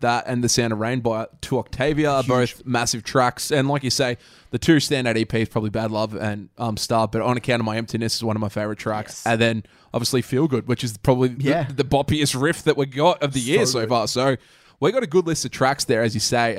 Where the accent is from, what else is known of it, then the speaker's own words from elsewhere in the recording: Australia; we're Aussie